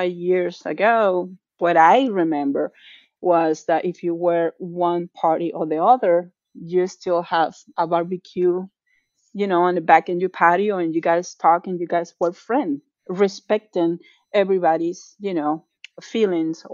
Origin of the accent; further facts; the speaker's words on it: Venezuela; moved away as an adult; now in Atlanta, United States; being Venezuelan and living the problems that Venezuela has